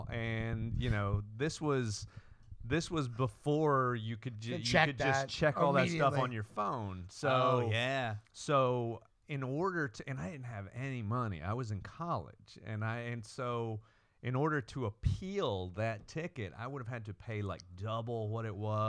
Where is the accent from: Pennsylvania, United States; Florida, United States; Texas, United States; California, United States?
Texas, United States; I'm not. I'm just from Texas.